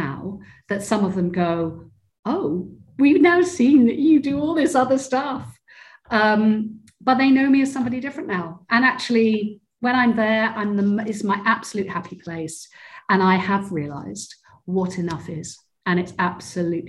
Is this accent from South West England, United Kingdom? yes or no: yes; Cornwall, South West England, United Kingdom; moved away; I grew up in Cornwall, which is in the southwest of the UK